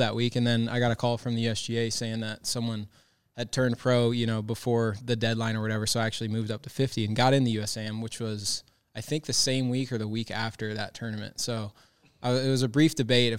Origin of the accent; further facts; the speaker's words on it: Cary, North Carolina, United States; now in Ponte Vedra Beach, United States; from Cary, North Carolina